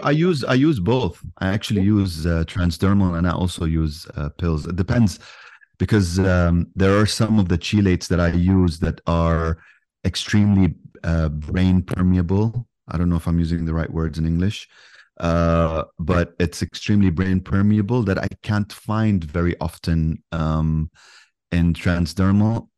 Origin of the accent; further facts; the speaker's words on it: Yemen; I'm from Yemen, so I have a kind of like a I speak both languages